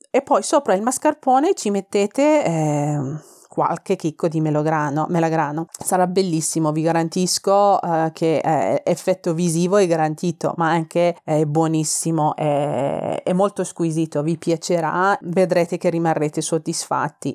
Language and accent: Italian; Tehran, Tehran Province, Iran; Italian is a second language; moved away as an adult; now in Milan, Italy; sono iraniana, vengo da Teheran, la capitale iraniana